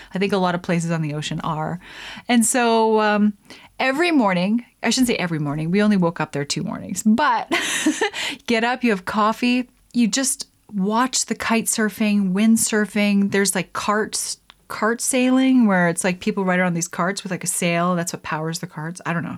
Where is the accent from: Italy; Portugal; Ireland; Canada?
Canada; Lethbridge, Alberta; Southern Alberta, my hometown, Lethbridge.